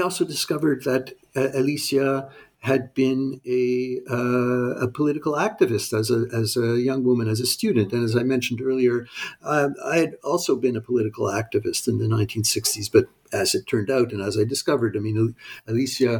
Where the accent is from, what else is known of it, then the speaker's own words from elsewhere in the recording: Montreal, Quebec, Canada; also born or lived in United States; I grew up in Montreal. I went to school in Montreal.